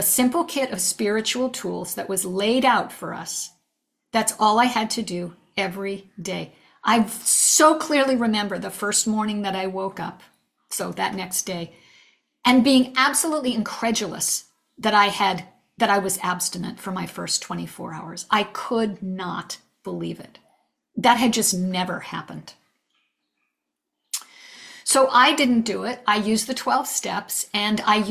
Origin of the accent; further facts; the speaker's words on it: New England, United States; moved away; also born or lived in California; We decided to move back east, which is where I'm from. I'm from New England